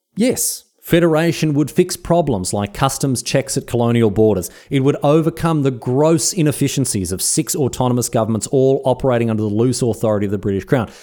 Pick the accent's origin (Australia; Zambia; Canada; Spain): Australia; I love Australia. I love being Australian